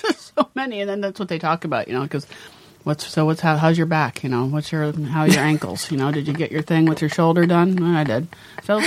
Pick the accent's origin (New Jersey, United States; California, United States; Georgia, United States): California, United States; San Francisco; I'm from San Francisco